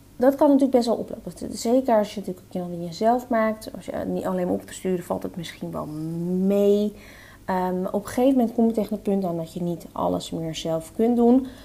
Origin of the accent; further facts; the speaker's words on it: Netherlands; wij zijn Nederlanders, wij zijn nuchtere Nederlanders